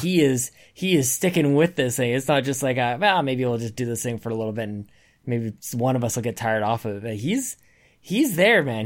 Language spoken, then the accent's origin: English; Canada; I'm Canadian